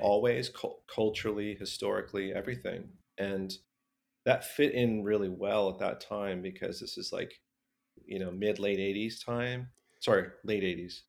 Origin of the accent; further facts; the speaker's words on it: Southern California, United States; growing up in Southern California